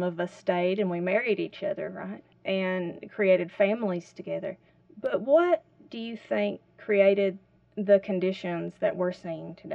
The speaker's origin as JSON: {"language": "English", "town": "Whitesburg", "region": "Kentucky", "country": "United States", "tie": "born or raised there", "said": "I grew up here in Whitesburg"}